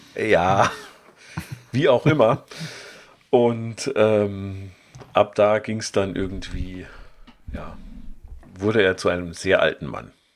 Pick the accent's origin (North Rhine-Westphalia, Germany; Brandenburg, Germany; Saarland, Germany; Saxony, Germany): Saarland, Germany; als Saarländer hängt man irgendwie schon so an seinen Leuten